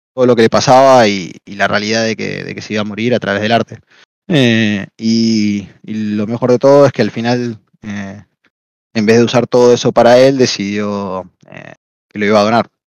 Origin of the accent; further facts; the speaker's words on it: Argentina; soy argentino